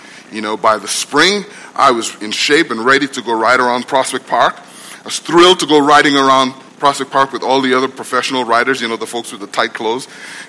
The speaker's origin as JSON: {"language": "English", "country": "Guyana", "tie": "born or raised there", "said": "We were born and raised in Guyana, you know. We had no context for this warrior with the beard, right?"}